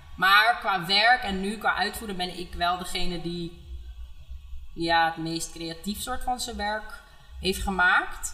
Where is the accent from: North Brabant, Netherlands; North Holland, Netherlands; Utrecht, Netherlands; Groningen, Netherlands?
North Holland, Netherlands; Amsterdam; Ik ben opgegroeid in Amsterdam Oud-West.